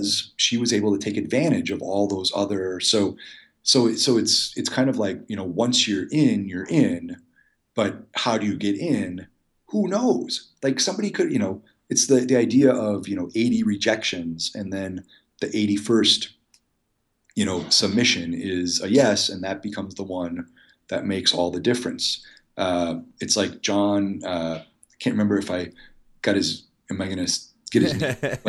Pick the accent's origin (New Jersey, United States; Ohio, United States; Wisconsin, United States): Wisconsin, United States; Muskego; I'm like, hey, I loved your movie and I'm from Muskego too.